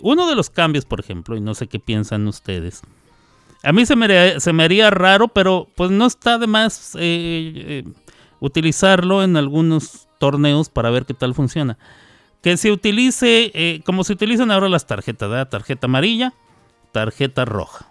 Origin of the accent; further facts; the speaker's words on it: Mexico; siendo mexicano